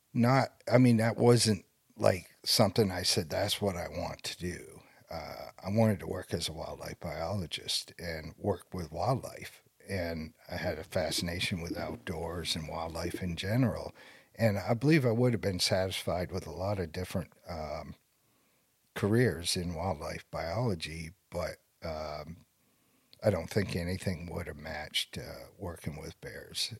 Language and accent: English; Maine, United States; I was born and raised here in Maine